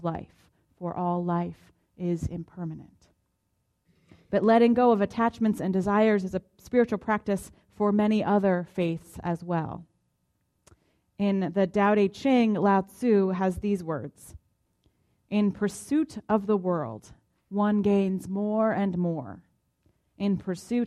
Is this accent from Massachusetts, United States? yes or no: yes; Boston, Massachusetts, United States; now in Tulsa, United States; I identify as a Bostonian, which connects me to the people from my hometown